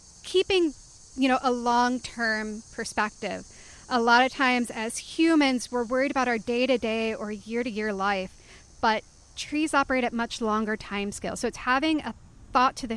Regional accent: the Appalachians, United States; I grew up in the Appalachians

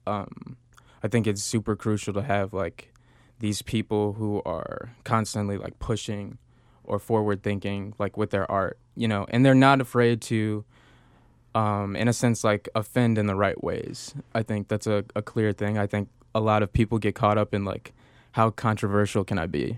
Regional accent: Chicago, Illinois, United States; I grew up in Beverly

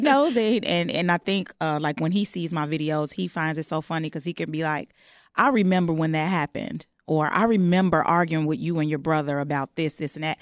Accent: Chicago, Illinois, United States; I'm born and raised on the West Side of Chicago.

